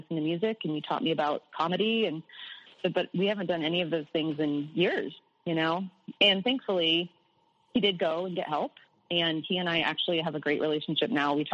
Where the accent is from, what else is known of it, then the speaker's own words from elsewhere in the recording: Midwest, United States; I was born in the Midwest in the U.S. and surrounded by corn